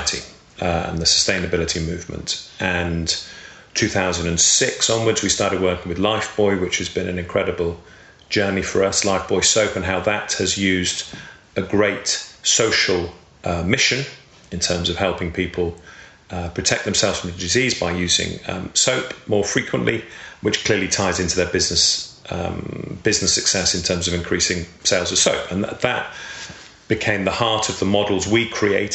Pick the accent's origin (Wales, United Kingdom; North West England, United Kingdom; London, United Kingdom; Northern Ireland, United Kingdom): North West England, United Kingdom; the Wirral; I grew up on the Wirral, which many people may know is across the Mersey from Liverpool